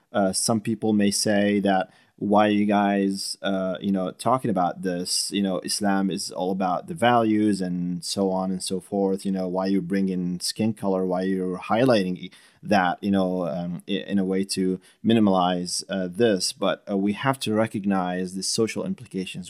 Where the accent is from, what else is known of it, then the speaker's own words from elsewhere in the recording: Syria; also born or lived in Middle East; now in United States; I grew up in Syria